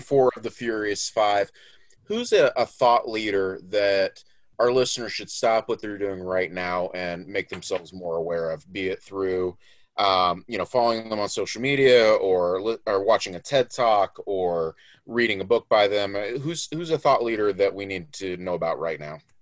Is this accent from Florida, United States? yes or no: yes; Florida, United States; I grew up in Florida, where we of course have lots of alligators